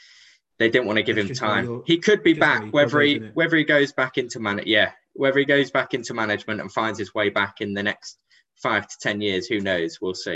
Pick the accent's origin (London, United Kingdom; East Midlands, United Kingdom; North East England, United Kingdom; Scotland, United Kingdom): East Midlands, United Kingdom; Lincolnshire; we're from Lincolnshire. You live in Boston. I live in Lincoln.